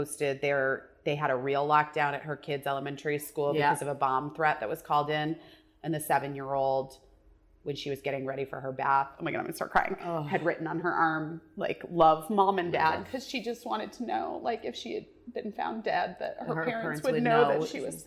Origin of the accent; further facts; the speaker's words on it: Arizona, United States; I grew up in Arizona